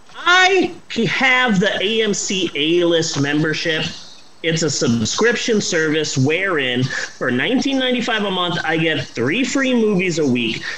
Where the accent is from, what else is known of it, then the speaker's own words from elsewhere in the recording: United States; Me being an American